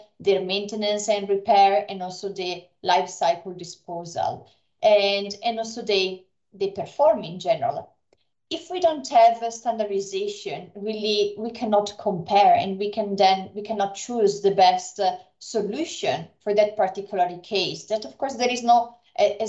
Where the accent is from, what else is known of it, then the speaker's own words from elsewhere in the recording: Brescia, Lombardy, Italy; moved away; also born or lived in Finland; I studied in Italy at the University of Brescia. It is also my hometown.